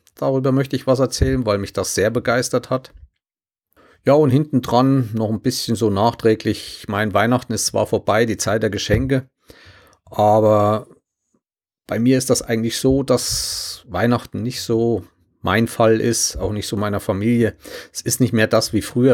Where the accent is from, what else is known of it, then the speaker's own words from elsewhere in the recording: Germany; als Deutsche